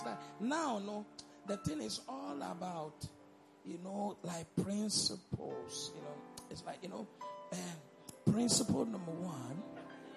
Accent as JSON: {"language": "English", "town": "Elmina", "region": "Central Region", "country": "Ghana", "said": "I come from Elmina"}